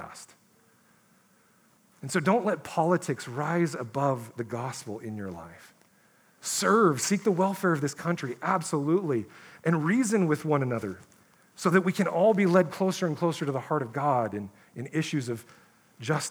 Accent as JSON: {"language": "English", "country": "United States", "said": "us as Christians in America"}